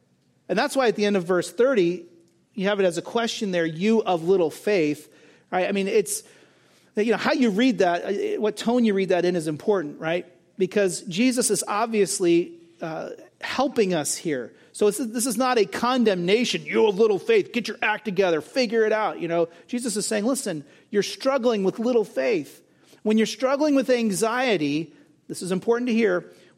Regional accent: California, United States; the place where I grew up in Southern California was famous for these massive fields with beautiful wildflowers.

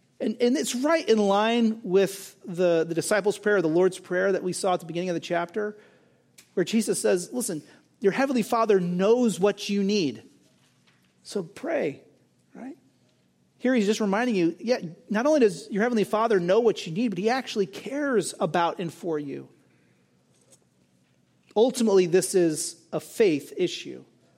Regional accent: California, United States; the place where I grew up in Southern California was famous for these massive fields with beautiful wildflowers.

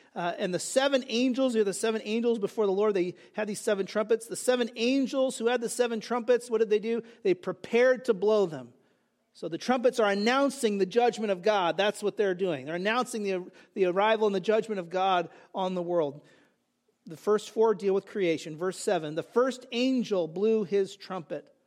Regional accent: California, United States; moved away; also born or lived in New Jersey; I grew up in California

